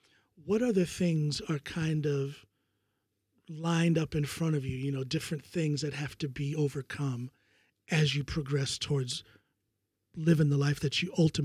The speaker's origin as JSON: {"language": "English", "country": "United States", "moved": "yes", "lives_now": "Norway"}